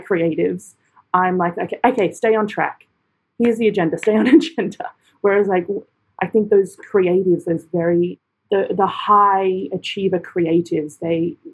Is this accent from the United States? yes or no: no; Australia; moved away as an adult; also born or lived in London / Edinburgh; my own country